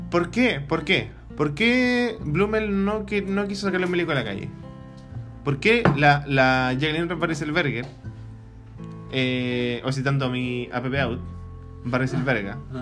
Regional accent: Chile; nosotros, como chilenos, como habitantes de este país

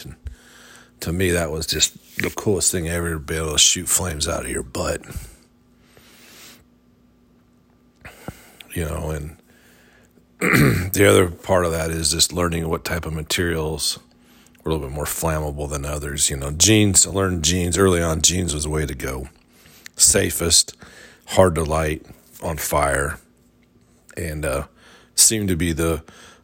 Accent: Midwest, United States; moved away; growing up in the Midwest

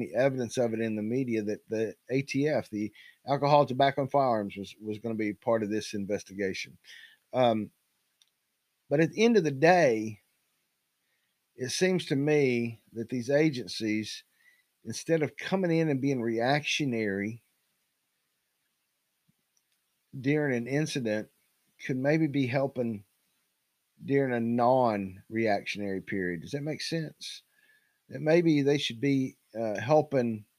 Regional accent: Knoxville, Tennessee, United States; I grew up in East Knox County across the Holston River.

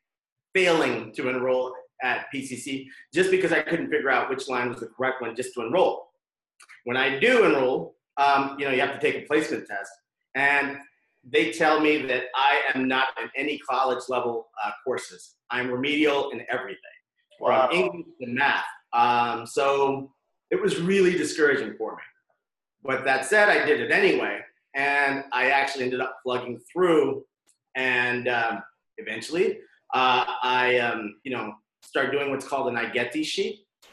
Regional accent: Pasadena, California, United States; I'm from Pasadena. I don't know if everyone knows, but we're actually from in the same neighborhood. I wasn't exactly the greatest high school student

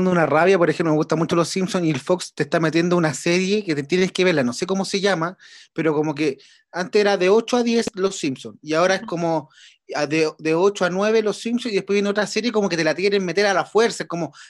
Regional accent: Chile

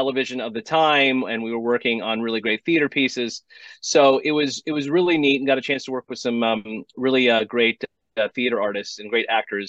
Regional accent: Los Angeles, California, United States; I was born in Tarzana, California. I was born in L.A. I lived in L.A. most of my life. I went to Calabasas High School

